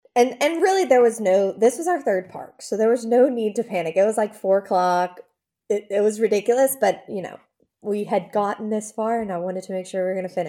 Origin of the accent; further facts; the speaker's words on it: New Orleans, Louisiana, United States; now in Baton Rouge, United States; I'm from New Orleans originally, even though we live in Baton Rouge